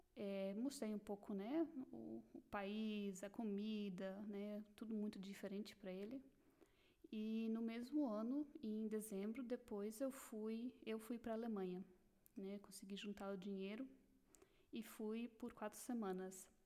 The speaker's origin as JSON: {"language": "Portuguese", "town": "Blumenau", "region": "Santa Catarina", "country": "Brazil", "tie": "born or raised there", "moved": "as an adult", "lives_now": "Germany", "said": "Eu nasci em Blumenau, Santa Catarina"}